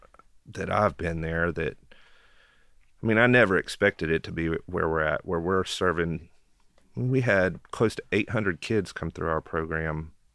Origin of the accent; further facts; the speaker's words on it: Knoxville, Tennessee, United States; So I'm born and raised in Knoxville. My family's been here since the 40s, I think.